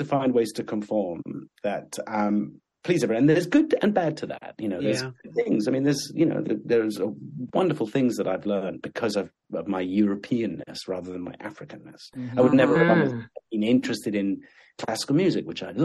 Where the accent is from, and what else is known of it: England, United Kingdom; born or raised there; also born or lived in Sudan